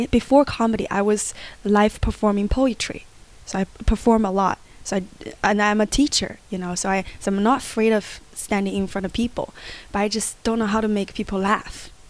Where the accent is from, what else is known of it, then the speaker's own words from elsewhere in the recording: China; I always go, okay, when I was young, my dad, my country, my hometown. And that can get related to a lot of Chinese audience.